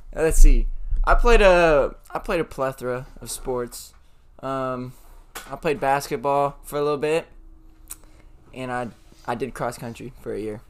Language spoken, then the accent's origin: English; Sacramento, California, United States; I'm from Sac. Like I love Sac. I'm like, oh, I'm from Sac.